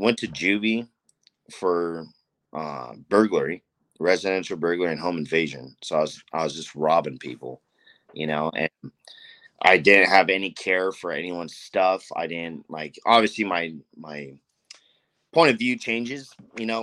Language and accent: English; Anaheim, California, United States; I'm from Anaheim, born and raised Anaheim.